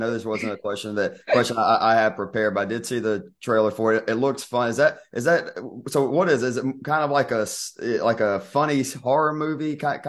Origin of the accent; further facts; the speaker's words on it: Georgia, United States; growing up in Georgia, I mean, where I'm at is like 4 hours away from Savannah.